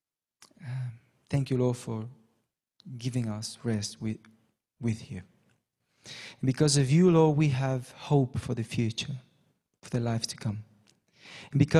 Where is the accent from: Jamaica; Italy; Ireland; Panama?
Panama; also born or lived in England; now in Brazil; I question my Panamanian citizenship